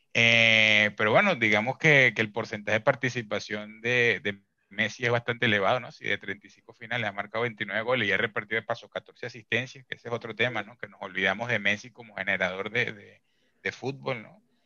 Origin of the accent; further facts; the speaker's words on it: Venezuela; como venezolano